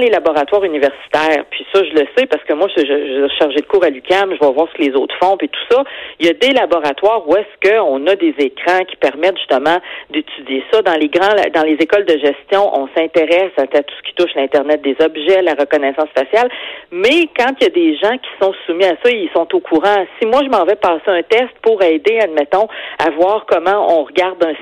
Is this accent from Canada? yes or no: yes; Quebec City, Quebec, Canada; je viens de Québec, là, la Sainte-Foy